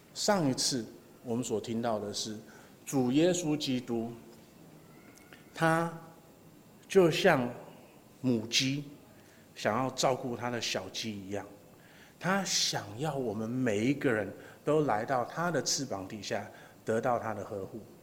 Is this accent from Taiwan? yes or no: yes; Taiwan; 我们台湾人就是你去哪里玩，就是唯一想做的就是吃嘛